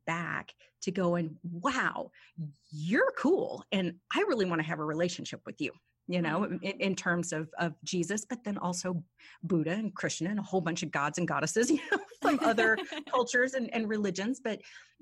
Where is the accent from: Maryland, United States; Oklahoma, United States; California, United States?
Oklahoma, United States; the town I grew up in Oklahoma